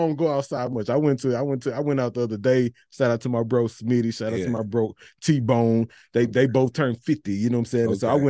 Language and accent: English; Missouri City, Texas, United States; We're real from Mo City.